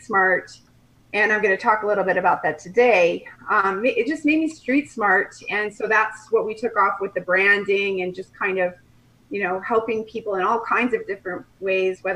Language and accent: English; Colorado, United States; moved away as an adult; also born or lived in Nebraska; now in Kelowna, Canada; I'm from Colorado. I grew up in Colorado, went to school in Nebraska, met my husband in graduate school